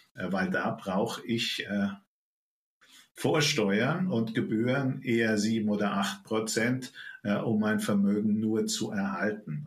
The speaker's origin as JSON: {"language": "German", "country": "Germany", "said": "bei uns in Deutschland"}